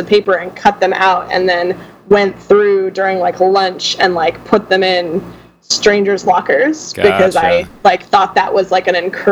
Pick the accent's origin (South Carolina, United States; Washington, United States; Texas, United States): Texas, United States; Central; moved away as an adult; also born or lived in outside of Austin, Texas / north of Dallas, Texas; now in New Orleans, United States; I grew up in Central Texas, went to school north of Dallas, and relocated right after graduation